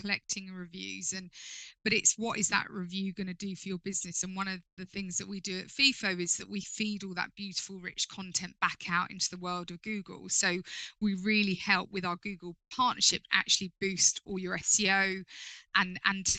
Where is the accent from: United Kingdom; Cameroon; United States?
United Kingdom; London; moved away as an adult; now in Sussex, United Kingdom; As a Londoner myself, I feel like I come, even though I live down in Sussex now, I feel like I come home to London